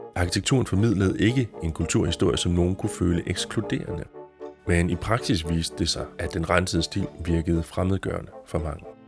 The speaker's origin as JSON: {"language": "Danish", "region": "Jutland", "country": "Denmark", "tie": "born or raised there", "said": "i den jyske provinsby, hvor jeg voksede op"}